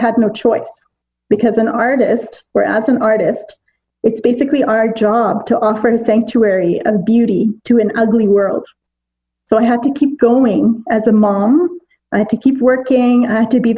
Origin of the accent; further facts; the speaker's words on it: Pakistan; me being as a Pakistani